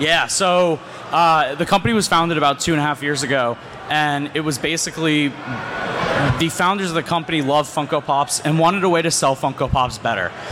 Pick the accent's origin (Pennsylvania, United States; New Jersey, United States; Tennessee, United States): Pennsylvania, United States; Scranton; I grew up in Scranton, Pennsylvania, and lived there my whole life